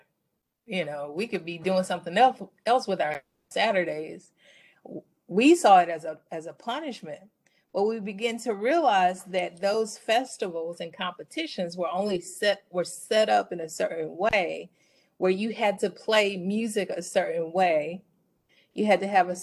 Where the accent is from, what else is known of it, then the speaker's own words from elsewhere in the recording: Mobile, Alabama, United States; moved away as an adult; also born or lived in Illinois / Indiana; now in Arizona, United States; I'm from Mobile, Alabama, the South, where just like other regions of the country, schooling is very segregated